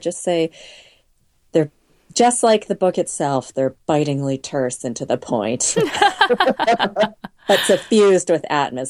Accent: Boston, Massachusetts, United States; also born or lived in Oakville, Ontario, Canada

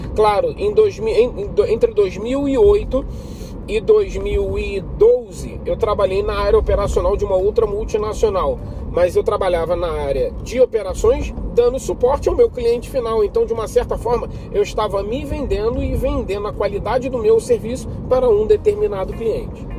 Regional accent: Rio de Janeiro, Brazil; sou carioca, 38 anos de idade

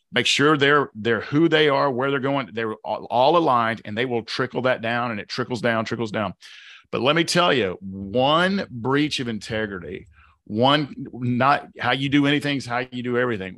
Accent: the South, United States; accent: Southern; my Southern accent

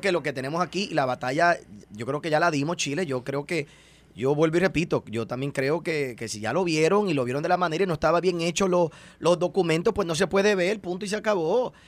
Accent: Puerto Rico; nosotros como puertorriqueños

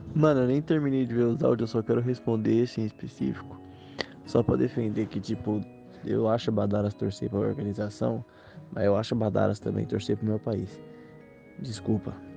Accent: Osasco, São Paulo, Brazil; eu sou de Osasco

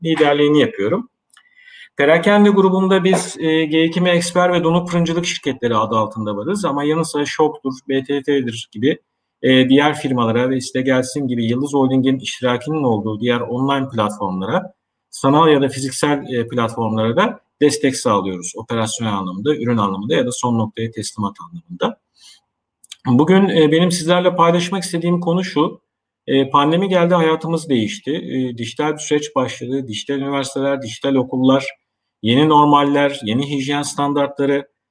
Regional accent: Eskişehir, Turkey; moved away as an adult; also born or lived in Istanbul; 22 Nisan e, 1970 Eskişehir doğumluyum.

